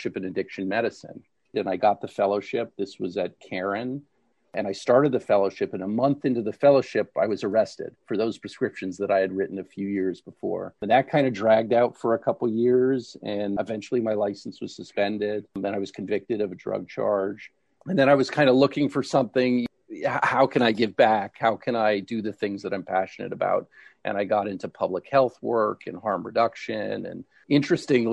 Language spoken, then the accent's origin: English; Toronto, Ontario, Canada; moved away as an adult; also born or lived in New York / Philadelphia; now in United States; I'm originally from Canada, actually from Toronto. I came to the U.S.